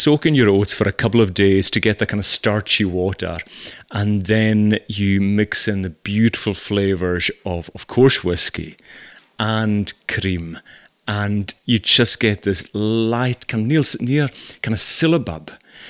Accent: Scotland, United Kingdom; accent: Hebridean; Even I remember moving to the mainland the first time and my accent is a wee bit different to the rest of Scotland and certainly Glasgow.

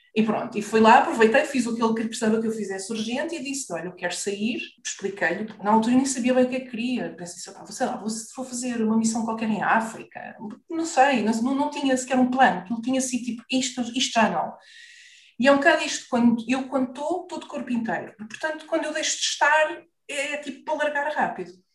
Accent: Lisbon, Portugal; also born or lived in Maputo (Lourenço Marques), Mozambique; now in Carcavelos, Portugal; vivemos no Parque de Campismo do Monsanto

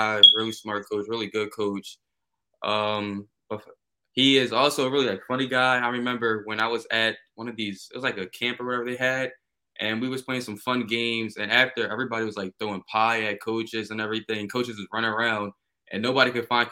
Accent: Philadelphia, Pennsylvania, United States; now in Lansdale, United States; I'm from Philadelphia, Pennsylvania, but right now I live in Lansdale

